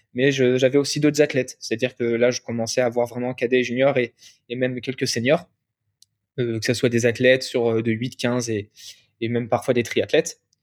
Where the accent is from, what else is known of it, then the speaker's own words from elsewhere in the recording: Angers, Pays de la Loire, France; moved away as an adult; also born or lived in Nantes; now in Paris, France; Je suis originaire de la ville où il fait le plus bon vivre en France parce que je viens d'Angers